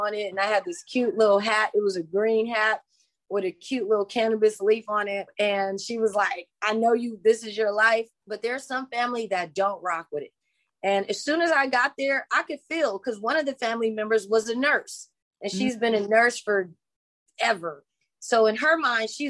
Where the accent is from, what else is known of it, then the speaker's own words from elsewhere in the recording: Los Angeles, California, United States; I'm from LA. I'm from the South Central LA. And I grew up there in the 80s, in the 90s